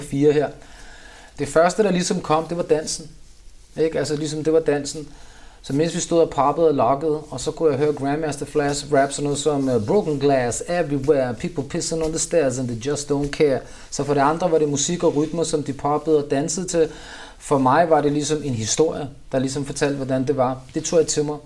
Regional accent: Copenhagen, Capital Region of Denmark, Denmark; Jeg er opvokset i Vandløs, Nørrebro, Vesterbro

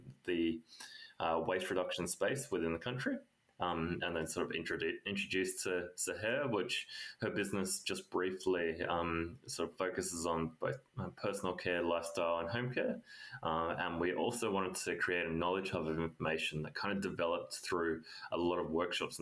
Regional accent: Australia; moved away as an adult; also born or lived in India; I'm from Australia

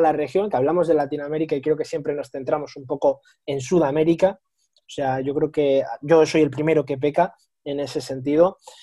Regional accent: Spain; somos los tres españoles

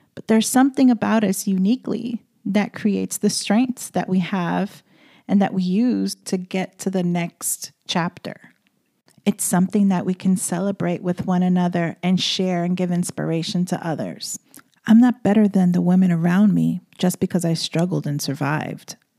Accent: New York City, New York, United States; moved away as an adult; I am born and bred in the Bronx, and all I knew and understood was the city life and being in the daily runaround of New York City

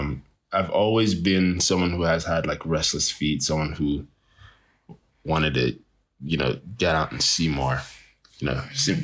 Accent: Greenville, South Carolina, United States; born there; also born or lived in Nigeria; I was born in Greenville, South Carolina. Moved to Nigeria. And then I lived in Nigeria for a few years.

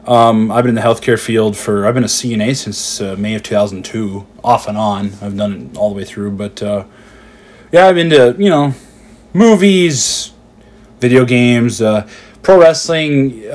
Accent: Bismarck, North Dakota, United States; I'm from Bismarck here, Bismarck, North Dakota. Grew up here. Been here my entire life, actually.

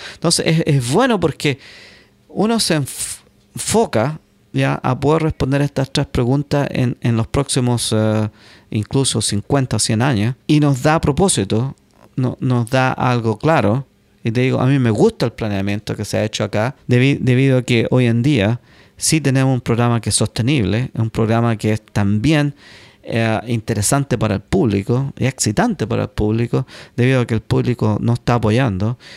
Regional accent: Chile; moved away as an adult; now in United States; yo soy el único chileno que ha llegado ya

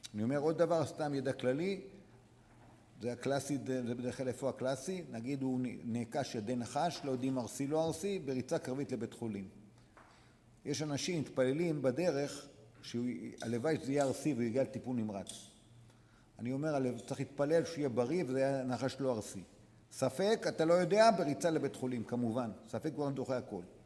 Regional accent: Dimona, Southern District, Israel; אנחנו גדלנו בדימונה

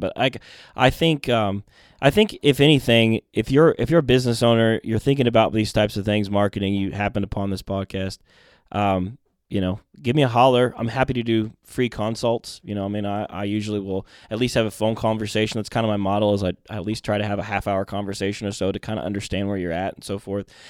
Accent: Mount Vernon, Indiana, United States; born or raised there; also born or lived in Groton, Connecticut

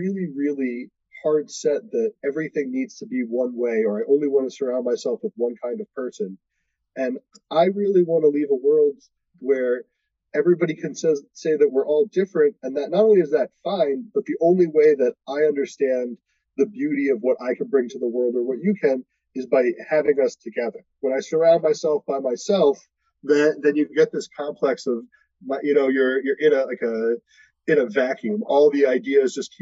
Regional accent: Baltimore, Maryland, United States; I grew up in Baltimore

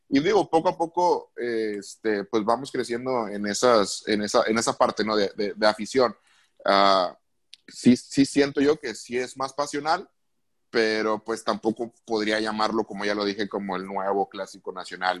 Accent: Monterrey, Nuevo León, Mexico; yo también siendo regio

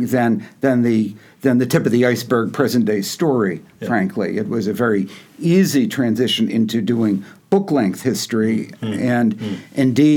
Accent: Yonkers, New York, United States; also born or lived in Manhattan; I was born in Manhattan, but I grew up in Yonkers

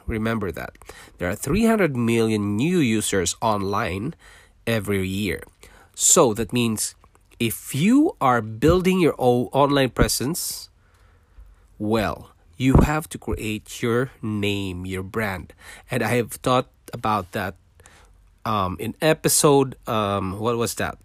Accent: Philippines; English is a second language; moved away as an adult; also born or lived in Singapore; now in Canada; I was born in Philippines. I'm a Filipino

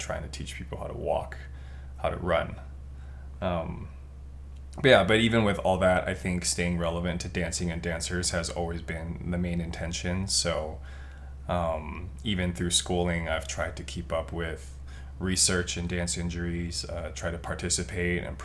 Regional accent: Taipei, Taiwan; moved away as an adult; now in Southern California, United States; I'm originally from Taipei, Taiwan. I started breaking when I was in high school there

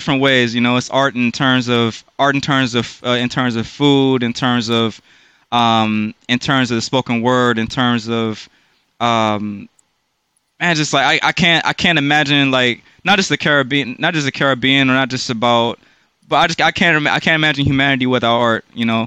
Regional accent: Durham, North Carolina, United States; now in Washington, D.C. metropolitan area, United States; here I came, Durham, North Carolina, 1992

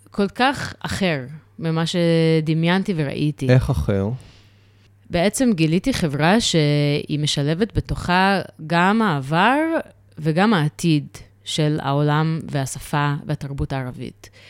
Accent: New York, United States; now in Israel; גדלתי בניו יורק, ושם uh, אני גדלתי בסביבה של פוסט uh, uh, התאומים.

